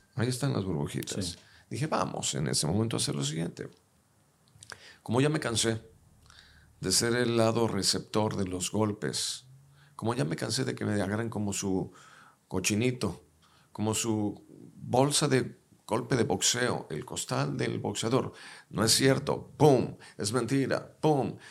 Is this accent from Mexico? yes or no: yes; Mexico; Los mexicanos tenemos todo para ser dueños del planeta